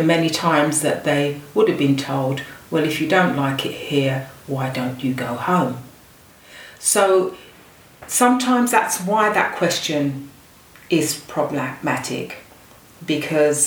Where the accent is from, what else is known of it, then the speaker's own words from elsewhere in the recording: London, United Kingdom; I was born in the UK